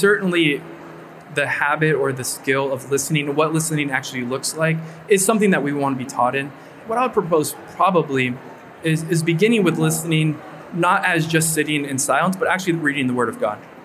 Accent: Orange County, California, United States; moved away; I'm from Orange County, California, from Southern California. And I was back home for one summer

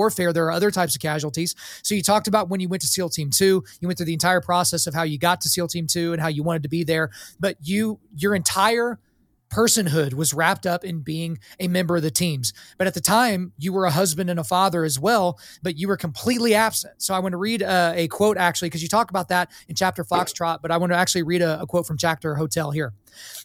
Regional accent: Lawton, Oklahoma, United States; I grew up in Lawton, Fort Sill, so I was around guys like that all the time

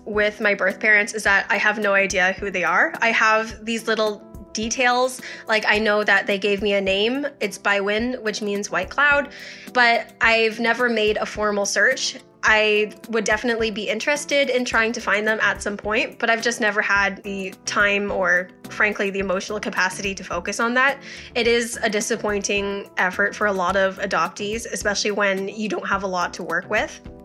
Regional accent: Strathroy, Ontario, Canada; also born or lived in Hunan, China; I was adopted from Hunan, China when I was a year old, and I grew up in Strathroy, Ontario.

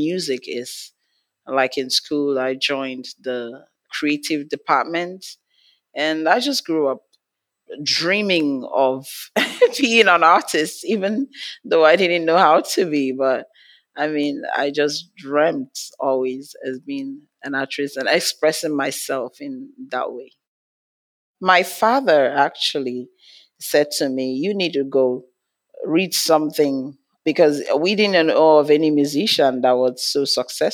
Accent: Nigeria; I'm from Nigeria, from Africa.

